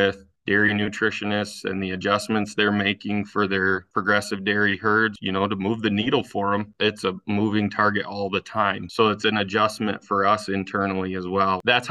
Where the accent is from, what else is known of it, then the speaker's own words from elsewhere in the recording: Fremont, Michigan, United States; I grew up in Fremont, Michigan on a small family dairy farm